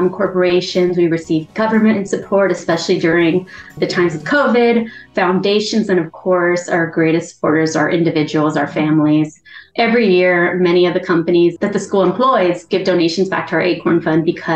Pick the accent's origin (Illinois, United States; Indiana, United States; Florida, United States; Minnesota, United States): Florida, United States; Miami; moved away as an adult; I graduated from the public school system in Miami-Dade County, where we had 900 students in my graduating class